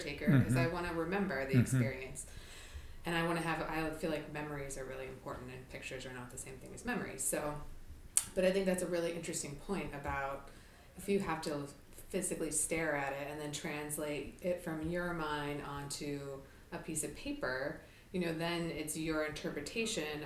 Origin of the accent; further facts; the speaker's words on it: California, United States; now in Boston, United States; I grew up in California